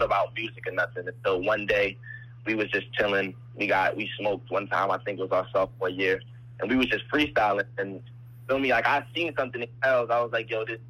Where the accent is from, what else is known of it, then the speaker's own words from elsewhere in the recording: New Jersey, United States; also born or lived in Boston; Soon as I was being born, I grew up in Jersey. We moved to Jersey